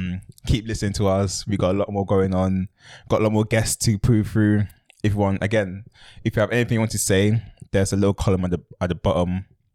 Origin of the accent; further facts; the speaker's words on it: London, United Kingdom; I'm from South London.